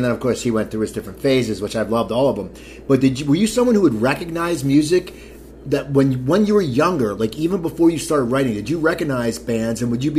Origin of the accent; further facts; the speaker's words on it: near Philadelphia, Pennsylvania, United States; growing up near Philadelphia